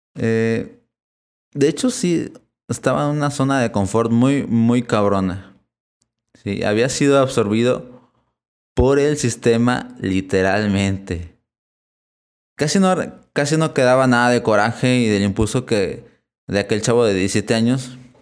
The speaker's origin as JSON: {"language": "Spanish", "region": "Puebla", "country": "Mexico", "tie": "born or raised there", "said": "He encarnado en México, en la ciudad de Puebla, así que soy catalogado como mexicano."}